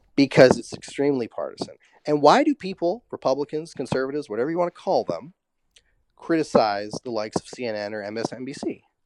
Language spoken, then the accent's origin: English; Vancouver, British Columbia, Canada; moved away as an adult; now in Los Angeles, United States; I grew up in East Vancouver. I grew up near the Coliseum.